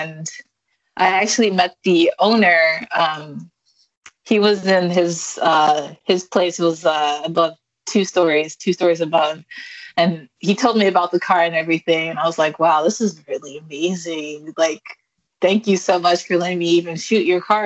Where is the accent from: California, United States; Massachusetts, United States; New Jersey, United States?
California, United States; Highland; now in San Francisco, United States; I grew up in San Bernardino